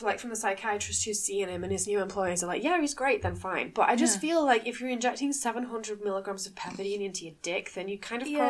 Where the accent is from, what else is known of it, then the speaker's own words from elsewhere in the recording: Manchester, North West England, United Kingdom; So if you can't tell from our accents, a lot of people can't tell, but no, we are actually from Manchester.